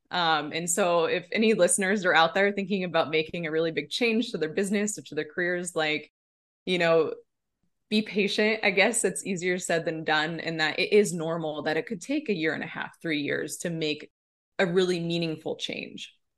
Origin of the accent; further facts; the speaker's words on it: Nebraska, United States; now in Bozeman, United States; I am originally from Nebraska. That's where I grew up